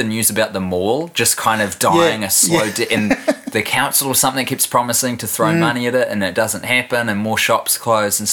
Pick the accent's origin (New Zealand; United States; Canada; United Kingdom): New Zealand; also born or lived in Christchurch, New Zealand / Wellington, New Zealand; now in Auckland, New Zealand; I was born and raised in Christchurch. Mm. And then we moved, my family did. I'm one of four kids. We all moved when I was 11 to Wellie. So I did all my high schooling here.